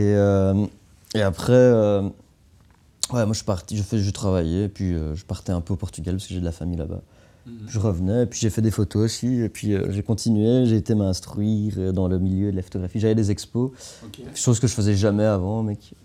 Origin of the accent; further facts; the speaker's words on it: Anderlecht, Brussels-Capital Region, Belgium; je viens d'Anderlecht